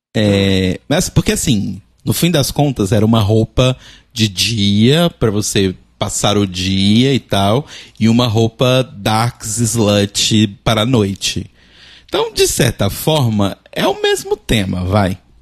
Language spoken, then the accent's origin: Portuguese; Brazil; no momento eu sou brasileiro e moro no Brasil